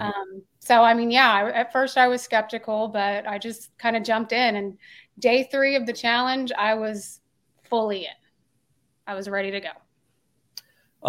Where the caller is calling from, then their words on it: Tulsa, Oklahoma, United States; I'm calling in from Tulsa, Oklahoma